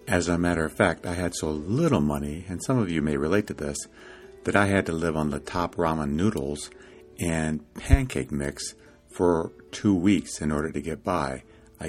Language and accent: English; Iowa, United States; now in California, United States; I grew up in Iowa